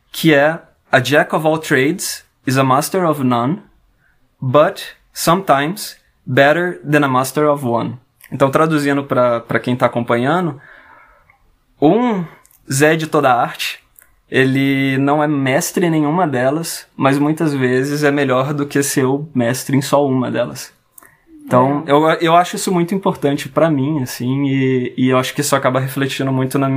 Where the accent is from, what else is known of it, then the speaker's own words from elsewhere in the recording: France; also born or lived in Brasília, Brazil; Eu sou, eu nasci em Brasília, mas eu tive a oportunidade de passar grande parte da minha, um pedaço da minha infância e quase toda a minha adolescência é, na França.